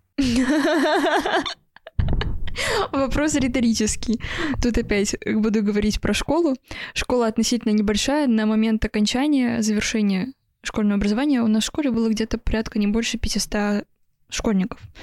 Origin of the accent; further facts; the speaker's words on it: Vsevolozhsk, Leningrad Oblast, Russia; Я просто родилась во Всеволожске